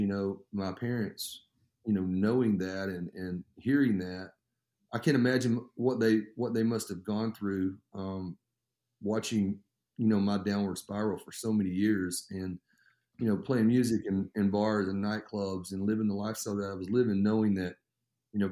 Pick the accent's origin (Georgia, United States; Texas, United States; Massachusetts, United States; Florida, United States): Florida, United States; I was born in Florida. My parents were living down there. My dad was going to a Bible college